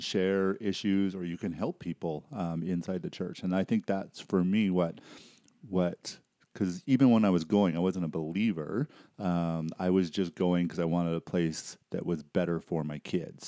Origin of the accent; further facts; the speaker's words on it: Surrey, British Columbia, Canada; moved away; I grew up in, uh, Surrey, B C